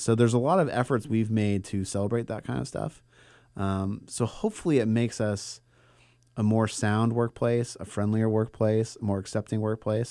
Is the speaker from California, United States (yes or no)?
yes; Bay Area, California, United States; I grew up in the Bay Area in, like, a predominantly white suburb